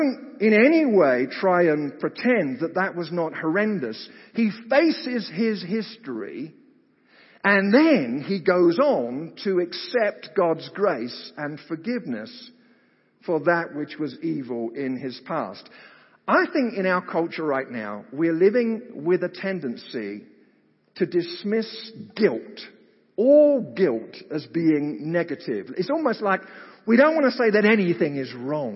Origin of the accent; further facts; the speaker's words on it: United Kingdom; moved away; I grew up in Britain